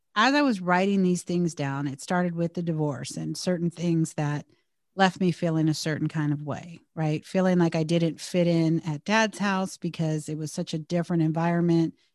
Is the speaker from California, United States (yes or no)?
yes; Bay Area / Southern California, United States; we relocated five hundred miles away from the Bay Area to Southern California when my stepdad got a new job